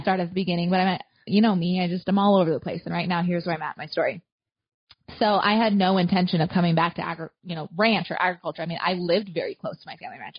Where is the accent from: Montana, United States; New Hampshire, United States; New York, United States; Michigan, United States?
Montana, United States; Southwest; moved away as an adult; now in central Nebraska, United States; I grew up in Southwest Montana. So I'm a Nebraska transplant.